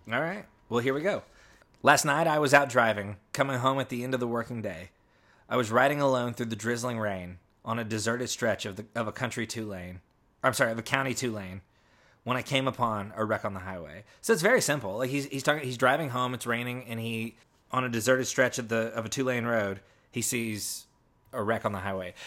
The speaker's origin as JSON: {"language": "English", "country": "United States", "tie": "born or raised there", "said": "I grew up near Route sixty-six"}